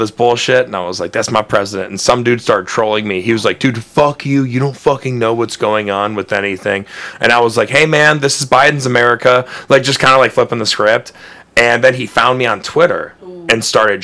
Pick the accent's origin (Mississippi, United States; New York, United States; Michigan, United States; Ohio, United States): Ohio, United States; Cleveland; also born or lived in Lakewood, Ohio; I grew up in Old Brooklyn, which is, like, right by Parma